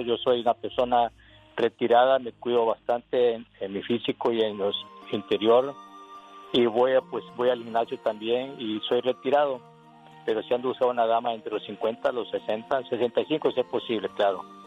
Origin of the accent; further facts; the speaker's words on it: Costa Rica; also born or lived in Jalisco, Mexico (father's origin); now in United States; yo nací en Costa Rica, nomás que mi padre era de Patitlán, Jalisco